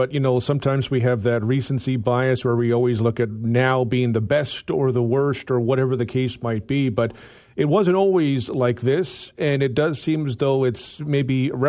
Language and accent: English; Canada; I'm Canadian. I like living in Canada.